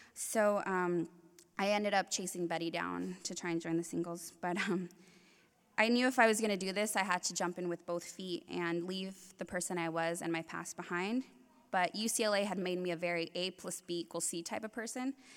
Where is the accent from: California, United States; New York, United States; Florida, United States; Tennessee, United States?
California, United States; Compton; I was born in Compton, and I was raised in the same neighborhood as …